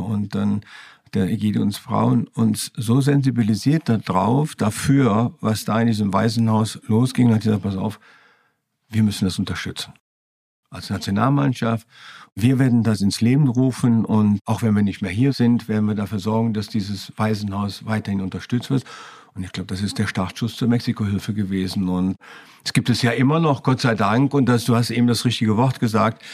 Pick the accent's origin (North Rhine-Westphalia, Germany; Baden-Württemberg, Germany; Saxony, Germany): North Rhine-Westphalia, Germany; Düren; Ich bin in Düren geboren, in der Nähe von Köln